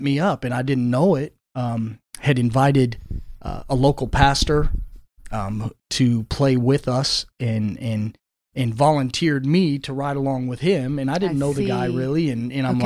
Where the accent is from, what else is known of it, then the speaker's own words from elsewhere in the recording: Flint, Michigan, United States; growing up in Flint, Michigan, just about 3 miles north of Flint proper, rough upbringing